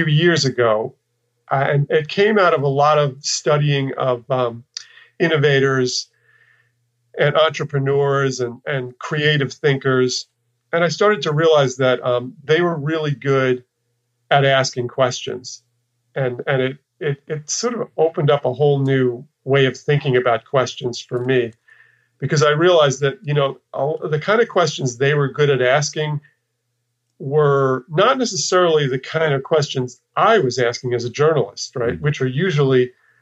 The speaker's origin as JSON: {"language": "English", "region": "New York", "country": "United States", "tie": "born or raised there", "also_born_or_lived": "Texas", "moved": "as an adult", "said": "I kind of left the place where I lived and grew up. I'm from New York, and I'd spent, you know, my formative years in New York"}